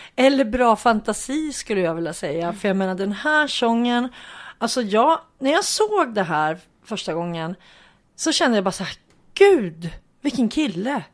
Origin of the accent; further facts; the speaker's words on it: Hudiksvall, Gävleborg County, Sweden; hemma i Hudiksvall